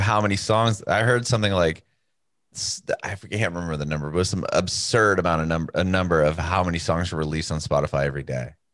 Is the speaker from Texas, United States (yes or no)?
no; San Diego, California, United States; moved away as an adult; now in Nashville, United States; we're from San Diego, California